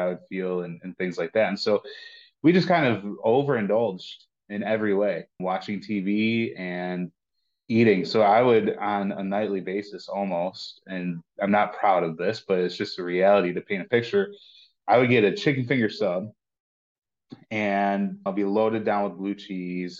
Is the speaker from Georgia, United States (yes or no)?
no; Lockport, New York, United States; I'm from Buffalo, north of Buffalo, and born and raised in Lockport